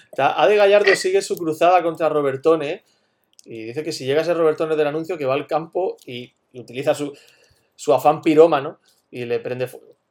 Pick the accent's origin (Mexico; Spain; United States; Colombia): Spain; Güéjar Sierra, Andalusia; en Huejar Sierra, en mi pueblo